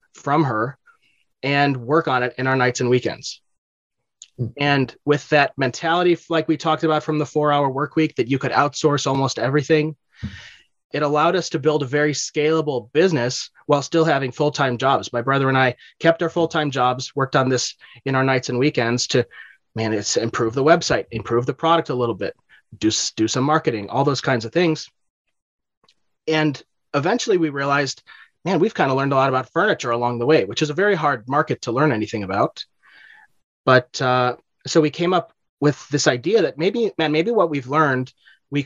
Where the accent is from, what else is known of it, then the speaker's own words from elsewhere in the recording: Texas, United States; At least I'm not from California. At least I'm still from Texas.